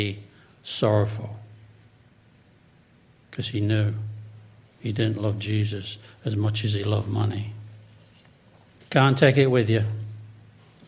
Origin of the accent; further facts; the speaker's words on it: England, United Kingdom; moved away; also born or lived in Chicopee, Massachusetts; I was from England